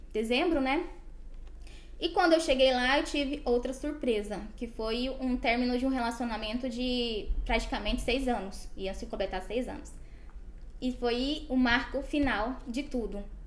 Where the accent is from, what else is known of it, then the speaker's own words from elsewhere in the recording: Goiânia, Goiás, Brazil; moved away as an adult; also born or lived in Porangatu, Brazil; now in Buenos Aires, Argentina; sou de Goiânia, mas nasci na cidade de Porangatu. Mas enfim, minha família é, e é, eu agora moramos na, na cidade de Goiânia.